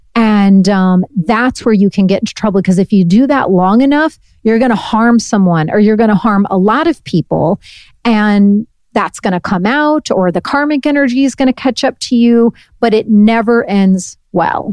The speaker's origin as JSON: {"language": "English", "region": "Northeast Indiana", "country": "United States", "also_born_or_lived": "Brooklyn", "moved": "yes", "said": "I'm from Northeast Indiana"}